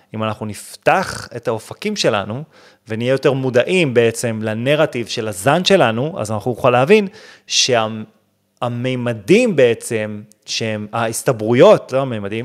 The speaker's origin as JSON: {"language": "Hebrew", "country": "Israel", "said": "אנחנו ישראלים"}